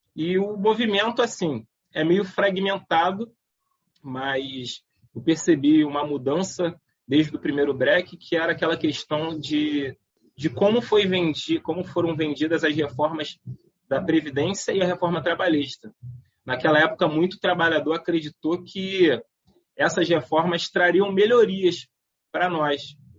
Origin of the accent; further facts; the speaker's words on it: Nilópolis, Rio de Janeiro, Brazil; a nossa juventude em Nilópolis